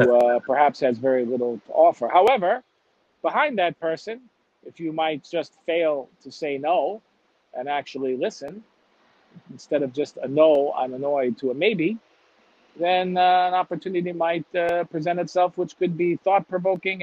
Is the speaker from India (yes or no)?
no; Chicago, Illinois, United States; moved away; I'm from Chicago